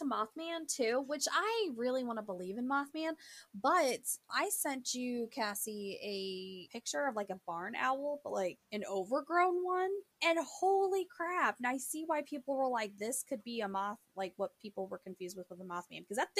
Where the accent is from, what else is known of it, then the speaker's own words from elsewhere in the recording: Panama; born there; I was born in Panama, so haha, suck it.